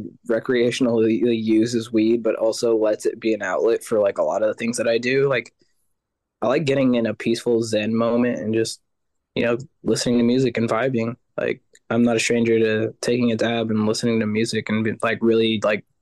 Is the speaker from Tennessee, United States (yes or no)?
no; Sacramento, California, United States; also born or lived in San Francisco Bay Area / Elk Grove; I was born actually in the Bay, and then pretty young in my life, I actually moved over to Elk Grove, and I've pretty much been in Sacramento most of my life